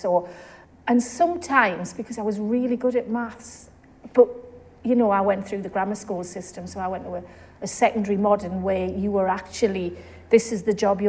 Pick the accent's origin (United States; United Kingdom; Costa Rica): United Kingdom; South Shields, North East England; So you can tell from my accent, I'm quite local. I was brought up in South Shields.